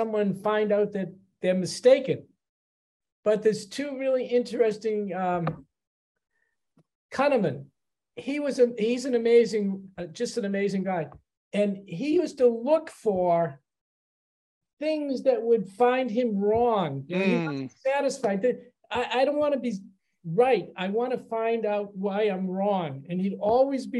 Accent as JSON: {"language": "English", "town": "Chelsea", "region": "Massachusetts", "country": "United States", "tie": "born or raised there", "also_born_or_lived": "Boston", "said": "I grew up in Chelsea, which was a suburb of Boston"}